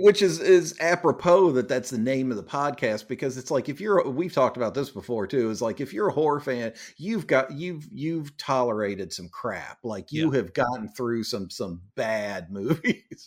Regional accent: United States; I'm too American

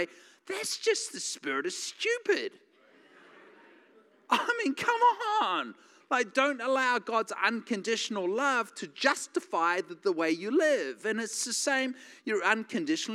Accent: New Zealand; now in United States

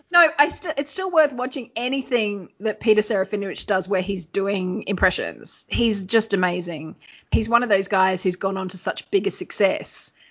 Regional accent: Australia; we're from Australia

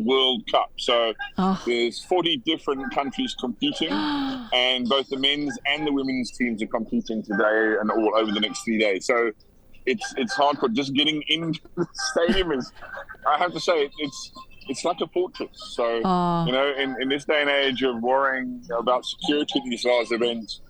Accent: United Kingdom; moved away as an adult; now in South Africa; I was born in the UK. I have a British passport

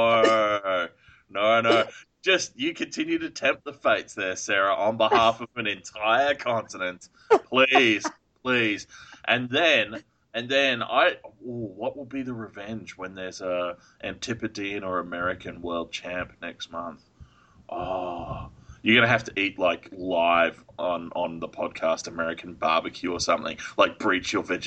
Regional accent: England, United Kingdom; I'm English enough

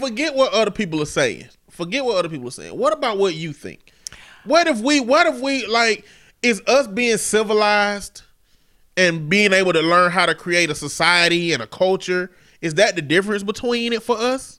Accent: the South, United States; I'm from the South

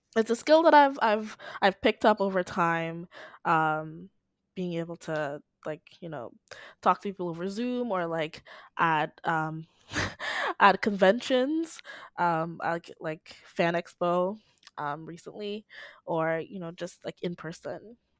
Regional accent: Dominica; I'm from the Commonwealth of Dominica, not Dominican Republic, um, in the Caribbean.

